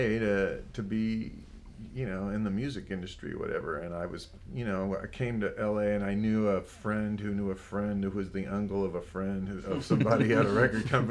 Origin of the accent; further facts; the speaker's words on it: El Paso, Texas, United States; now in Los Angeles, United States; I'm from El Paso, Texas